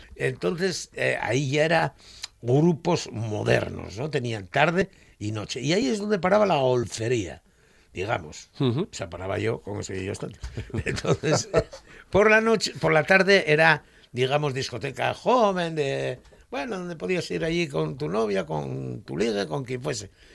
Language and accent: Spanish; Gijón, Asturias, Spain; yo de Gijón